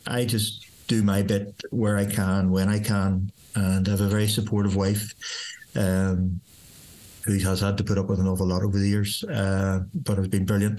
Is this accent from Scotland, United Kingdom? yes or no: no; Northern Ireland, United Kingdom